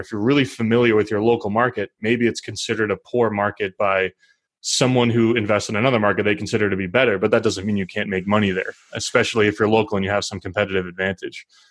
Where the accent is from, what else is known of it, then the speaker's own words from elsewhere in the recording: Northeast, United States; I'm from the Northeast.